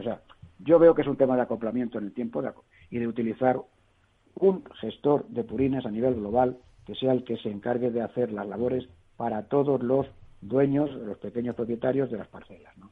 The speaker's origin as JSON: {"language": "Spanish", "area": "Toledo", "region": "Castilla-La Mancha", "country": "Spain", "also_born_or_lived": "Madrid", "said": "como yo soy de Toledo, yo soy más bien del vino castellano manchego"}